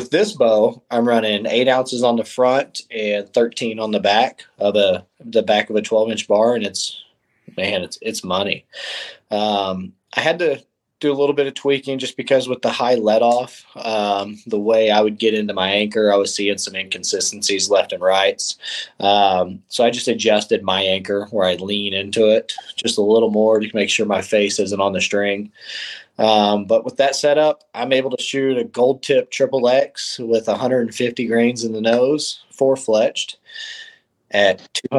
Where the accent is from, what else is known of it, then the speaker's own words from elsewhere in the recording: Norman, Oklahoma, United States; also born or lived in East Coast; So I am from Norman, Oklahoma. I've basically been raised here, originally born up on the East Coast, but my whole family is all in the military, so we traveled all over and then settled down at Tinker Air Force Base